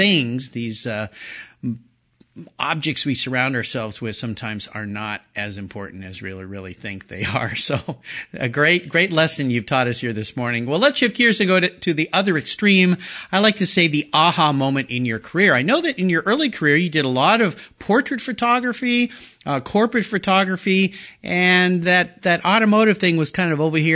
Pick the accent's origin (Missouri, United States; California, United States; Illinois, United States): California, United States; La Jolla; I grew up in Southern California, was at La Jolla High.